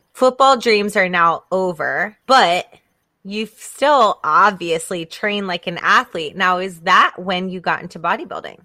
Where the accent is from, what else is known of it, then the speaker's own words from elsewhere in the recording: the South, United States; grew up here in the South